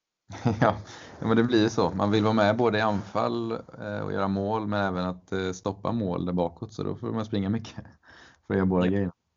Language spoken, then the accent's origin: Swedish; Mölnlycke, Västra Götaland, Sweden; min eh, ja, lokala klubb eh, där jag växte upp. Eller stora delar av min uppväxt i alla fall